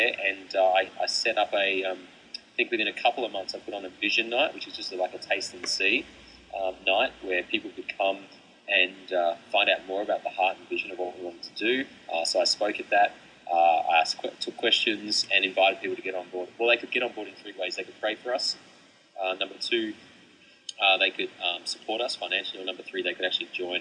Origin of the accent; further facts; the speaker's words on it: Melbourne, Victoria, Australia; I grew up in Melbourne